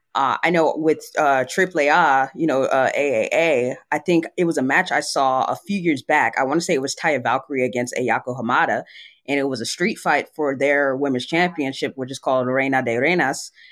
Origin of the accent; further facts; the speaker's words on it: San Antonio, Texas, United States; now in Dallas-Fort Worth area, United States; my hometown of San Antonio